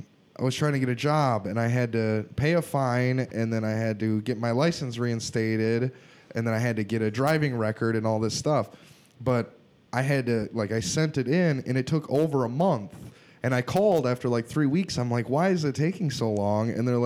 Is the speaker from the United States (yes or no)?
yes; Wisconsin, United States; No. I'm from Wisconsin.